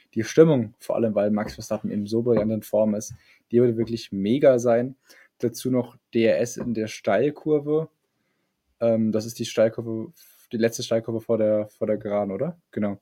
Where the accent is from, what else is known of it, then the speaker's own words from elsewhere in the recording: Germany; Wir Deutschen